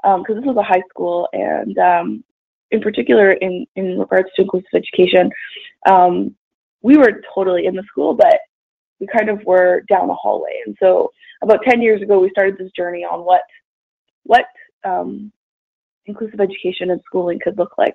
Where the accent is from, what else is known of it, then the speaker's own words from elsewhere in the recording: Edmonton, Alberta, Canada; I am originally from Edmonton, Alberta, up north in Canada. And I grew up there